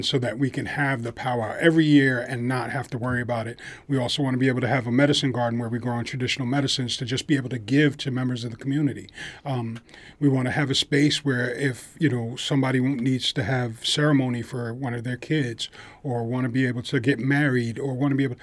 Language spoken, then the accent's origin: English; New York, United States; we grew up in New York